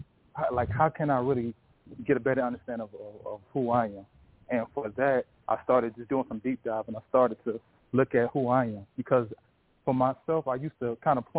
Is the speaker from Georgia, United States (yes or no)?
yes; Warner Robins, Georgia, United States; moved away as an adult; now in Northern Virginia, United States; I'm from Warner Robins, Georgia. I'm currently in Northern Virginia right now. I've been here for about 10 years